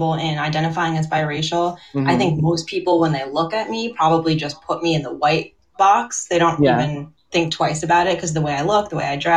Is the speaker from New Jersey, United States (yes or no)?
yes; Maplewood, New Jersey, United States; I grew up in New Jersey. It's where I actually am right now. Maplewood, okay. New Jersey.